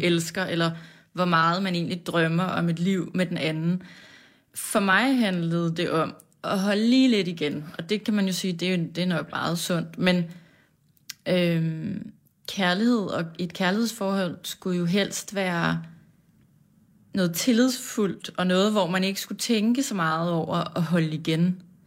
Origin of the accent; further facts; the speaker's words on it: Farum, Capital Region of Denmark, Denmark; vi voksede op øh, i et parcelhus på en villavej